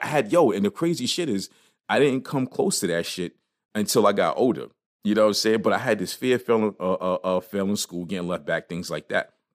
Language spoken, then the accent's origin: English; New York City, New York, United States; when I was growing up in Brooklyn